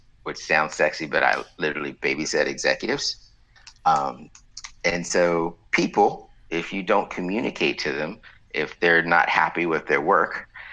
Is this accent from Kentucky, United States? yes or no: no; Waller, Texas, United States; I'm from the center of the known universe called Waller